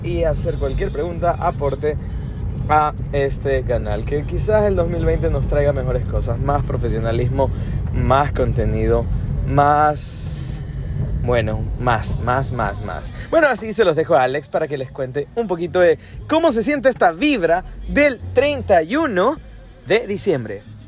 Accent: Ecuador; nosotros somos de Ecuador, somos de la ciudad más linda de todo el Ecuador

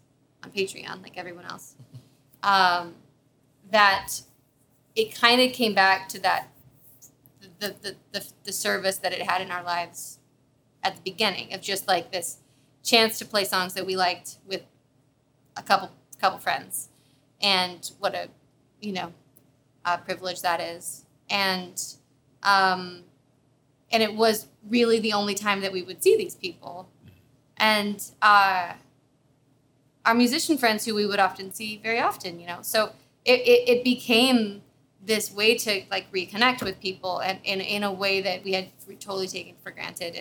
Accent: Vista, California, United States; grew up in Southern California, like just 2 hours south of here, in Vista

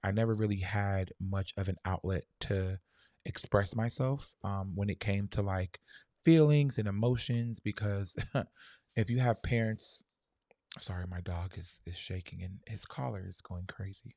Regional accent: Lauderhill, Florida, United States; I'm from La, Fort Lauderdale, um, Lauder Hill, Shallow Side

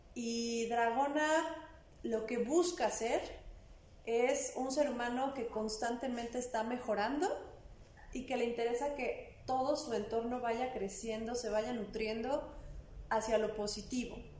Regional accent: Puebla, Mexico; soy una mujer poblana

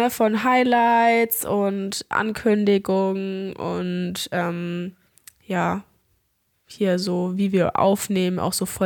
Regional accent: Albania; ich hatte einen richtig geilen Urlaub mit einer ultra coolen Crew aus meiner Heimat in Albanien

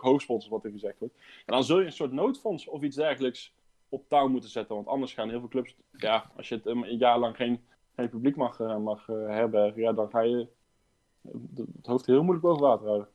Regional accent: Raamsdonksveer, North Brabant, Netherlands; geboren en getogen in Raamsdijk

